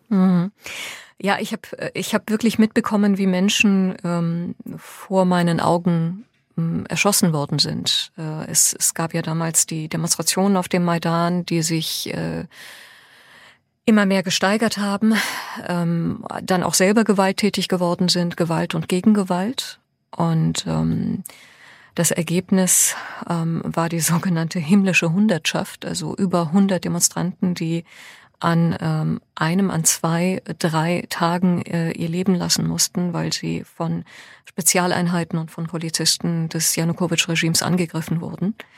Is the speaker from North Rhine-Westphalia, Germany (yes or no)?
no; Hoffenheim, Baden-Württemberg, Germany; German is a second language; in der Grundschule in Hoffenheim